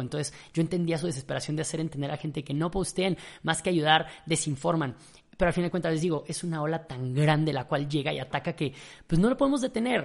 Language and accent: Spanish; Mexico; yo era mexicano